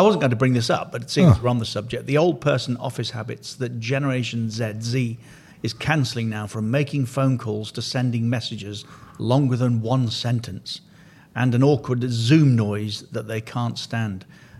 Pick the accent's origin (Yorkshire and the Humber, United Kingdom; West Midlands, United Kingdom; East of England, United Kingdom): West Midlands, United Kingdom; Coventry; I'm also from a council house. Although my council house was on the right side of Coventry. South Coventry.